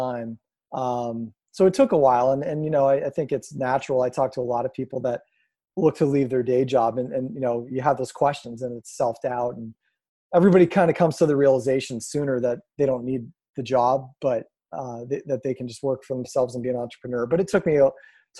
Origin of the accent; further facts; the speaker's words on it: Erie, Pennsylvania, United States; I'm born and raised in Erie, Pennsylvania.